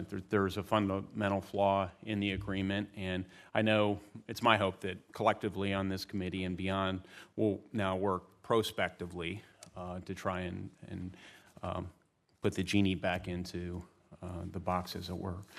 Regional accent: Indiana, United States; Now, my home state, like your home state uh, uh, of Ohio, uh, is being you know, decimated in some communities by this opioid crisis.

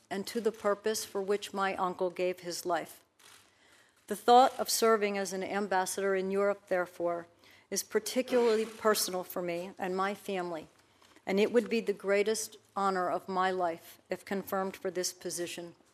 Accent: Baltimore, Maryland, United States; my parents, who were first generation Americans, born and raised in Baltimore, Maryland, as was

